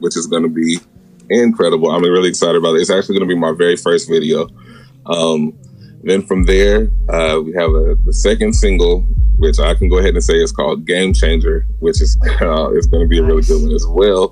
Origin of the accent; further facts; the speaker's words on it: Portland, Oregon, United States; now in Auburn, Georgia, United States; Originally, I'm from Portland, Oregon